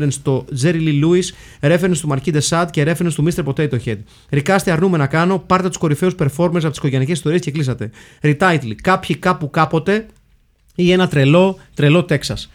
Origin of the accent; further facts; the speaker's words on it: Livadeia, Central Greece, Greece; να τιμήσω και την πόλη μου τη Λιβαδιά.